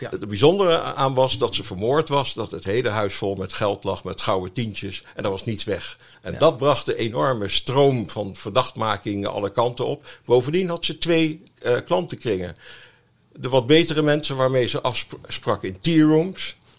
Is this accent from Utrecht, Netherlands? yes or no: no; Amsterdam, North Holland, Netherlands; now in The Hague, Netherlands; Ik ben nota bene geboren in Amsterdam